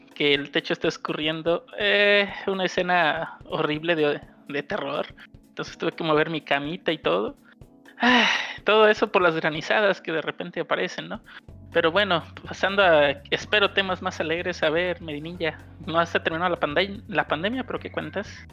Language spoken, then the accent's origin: Spanish; Nayarit, Mexico; moved away; also born or lived in Guadalajara; yo me regresé a, mi pueblo de origen